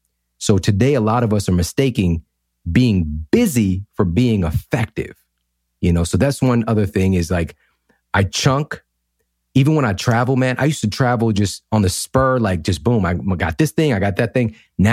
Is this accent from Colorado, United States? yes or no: no; St. Louis, Missouri, United States; You know, I'm in the Midwest right now. I grew up in St. Louis, and there's not a lot of people here that are doing things like I'm doing